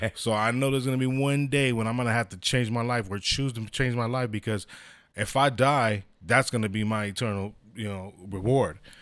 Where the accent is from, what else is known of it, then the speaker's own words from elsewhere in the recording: San Diego, California, United States; born and raised in San Diego